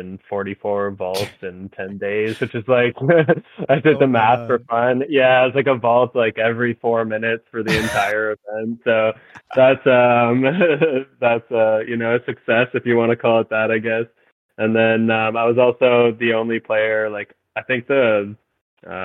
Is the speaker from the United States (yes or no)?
no; Mississauga, Ontario, Canada; born or raised there; moved away as an adult; also born or lived in Alberta; now in Victoria, Canada